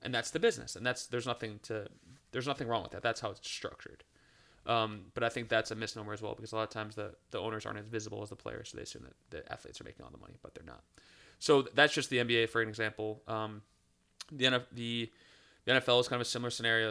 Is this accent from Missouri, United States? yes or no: no; Cleveland, Ohio, United States; now in Charlotte, United States; I'm from Cleveland, Ohio.